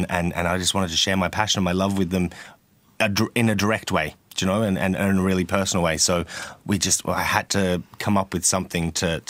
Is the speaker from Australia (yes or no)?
yes; Melbourne, Victoria, Australia; now in Limerick, Ireland; I'm Limerick 10 years now, so I'm kind of becoming more of a local now. But yeah, so I'm from Melbourne originally.